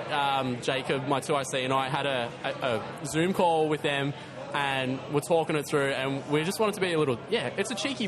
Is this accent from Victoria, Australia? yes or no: yes; Torquay, Victoria, Australia; moved away; I come from Torquay. I used to go to the pub and just knock it off whenever I'd go visit the parents